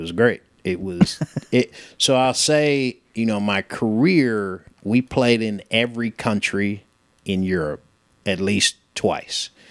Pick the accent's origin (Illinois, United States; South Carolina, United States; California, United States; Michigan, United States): California, United States; San Francisco; moved away as an adult; also born or lived in United Kingdom; now in Chattanooga, United States; I grew up in San Francisco